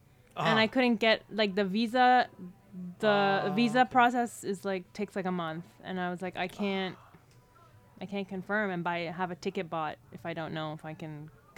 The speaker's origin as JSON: {"language": "English", "country": "Philippines", "said": "I'm Filipino, though, which is the lead story in the book."}